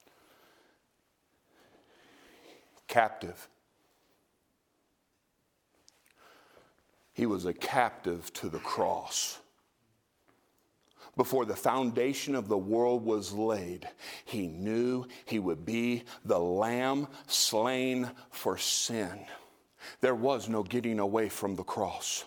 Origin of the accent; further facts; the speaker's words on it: Tennessee, United States; I come from Trailer Parkville, Tennessee.